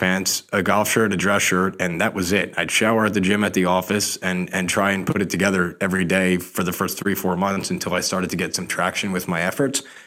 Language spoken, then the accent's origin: English; Rumson, New Jersey, United States; I grew up in Monmouth County, New Jersey